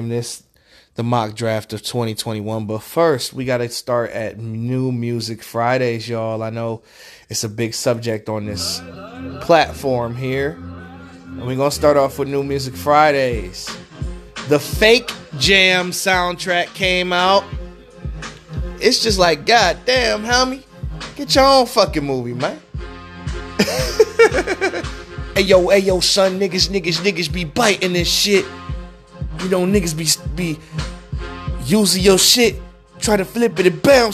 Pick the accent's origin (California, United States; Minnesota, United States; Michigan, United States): Michigan, United States; Detroit; I'm from Detroit